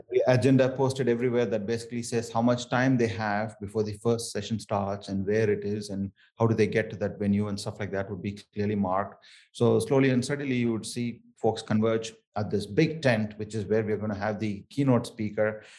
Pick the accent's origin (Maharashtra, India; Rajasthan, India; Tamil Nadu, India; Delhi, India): Tamil Nadu, India; Chennai; accent: thick South Indian; first language Tamil; English is a second language; moved away; I grew up in um, Chennai and um, areas around Chennai. This is from the southernmost of India, uh, from a state called Tamil Nadu, and um, Tamil is my native